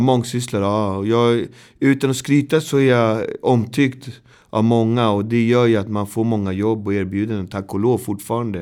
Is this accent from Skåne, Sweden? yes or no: no; Botkyrka, Stockholm County, Sweden; Jag är uppväxt i Botkyrka som är två mil härifrån